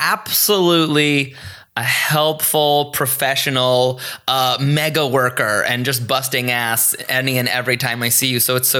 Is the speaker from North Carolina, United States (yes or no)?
yes; Greensboro, North Carolina, United States; now in Los Angeles, United States; I grew up in Greensboro, North Carolina. This was a very suburban, middle-of-the-road kind of town.